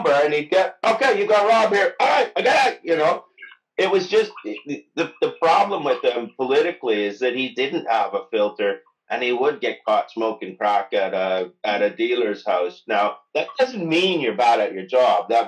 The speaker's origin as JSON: {"language": "English", "town": "Mississauga", "region": "Ontario", "country": "Canada", "tie": "born there", "said": "I was born in Mississauga. Don't let the Wikipedia page deny this, but Tor- uh, Toronto is not my home in any way."}